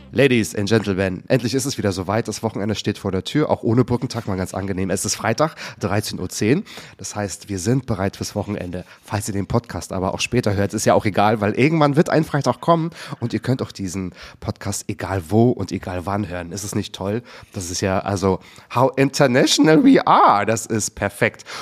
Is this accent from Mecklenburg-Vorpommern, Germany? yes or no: yes; Waren, Mecklenburg-Vorpommern, Germany; Ich komme nämlich aus Waren an der Müritz. Ich bin auch aus Mecklenburg-Vorpommern.